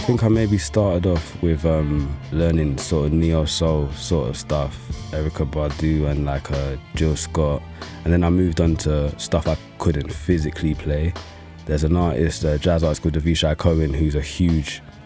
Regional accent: London, United Kingdom; I grew up in East London

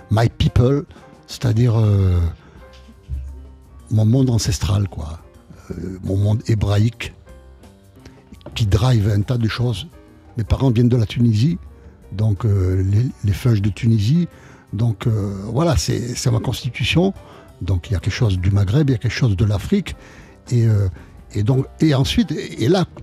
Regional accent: Nice, Provence-Alpes-Côte d'Azur, France; also born or lived in Paris / Jerusalem; j'étais à Paris de 18 à 22 ans à peu près. Et bon, là, je suis retourné à Nice.

